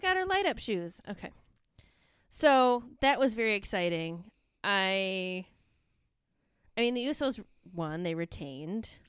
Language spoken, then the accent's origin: English; Michigan, United States; Detroit, which is in my home state